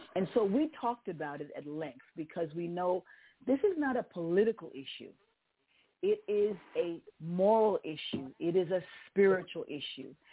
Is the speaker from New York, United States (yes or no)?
yes; New York City, New York, United States; moved away; I was born and raised in New York City